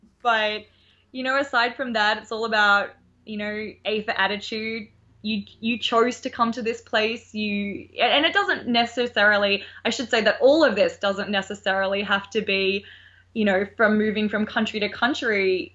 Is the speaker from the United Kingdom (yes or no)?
no; Australia; accent: Australian; now in United States; I miss my Australian accent.